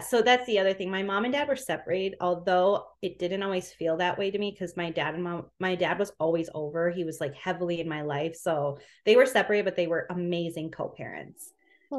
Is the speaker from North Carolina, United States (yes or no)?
no; Minneapolis, Minnesota, United States; So I'm from Minnesota